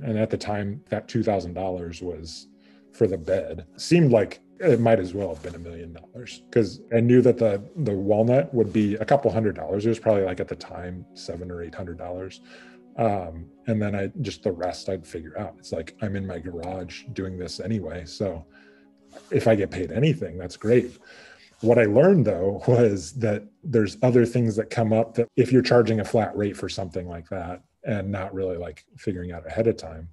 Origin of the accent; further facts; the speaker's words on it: Midwest, United States; moved away as an adult; also born or lived in Montana; I'm originally from the Midwest